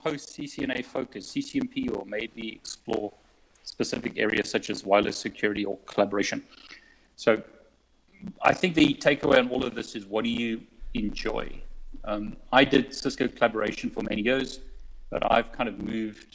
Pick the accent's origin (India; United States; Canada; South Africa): South Africa; moved away as an adult; now in United Kingdom; I'm originally from South Africa. So I moved to the UK many years ago.